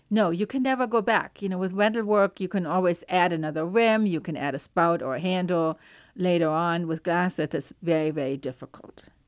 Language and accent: English; Cologne, North Rhine-Westphalia, Germany; moved away; I grew up in Cologne in Germany